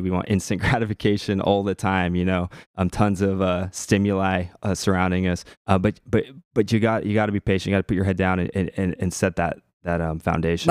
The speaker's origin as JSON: {"language": "English", "town": "Portland", "country": "United States", "said": "I'm from the Portland area"}